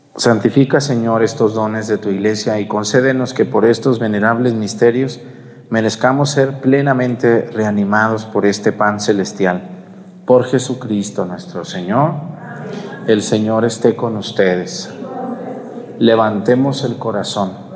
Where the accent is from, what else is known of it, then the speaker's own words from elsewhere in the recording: Mexticacán, Jalisco, Mexico; now in Pochahuisco, Mexico; mi pueblo, Mestigacán